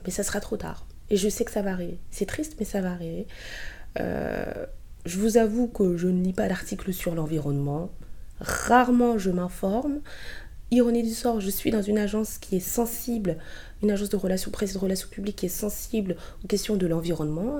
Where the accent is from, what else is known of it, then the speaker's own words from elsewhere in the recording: Côte d’Ivoire; moved away; je suis ivoirienne